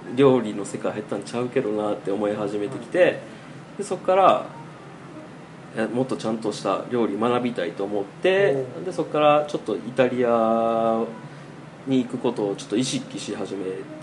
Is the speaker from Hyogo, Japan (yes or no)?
yes; Awaji Island, Hyogo, Japan; moved away as an adult; also born or lived in Osaka / Fujian, China; 地元が淡路島の漁師とか